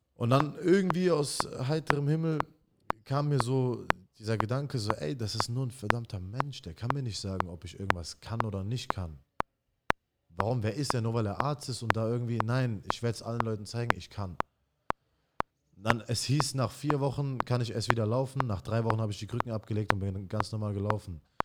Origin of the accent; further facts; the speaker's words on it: Mannheim, Baden-Württemberg, Germany; also born or lived in Iraq; ich bin in äh, Neckarstadt in Mannheim groß geworden